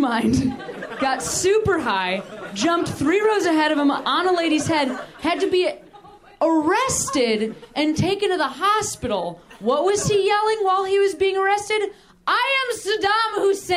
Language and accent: English; Midwest, United States; I'm from the Midwest